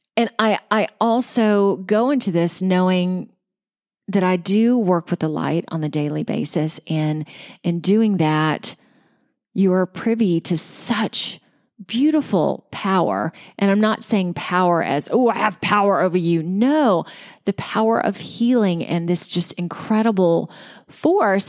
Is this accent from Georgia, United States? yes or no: yes; Georgia, United States; my home state of Georgia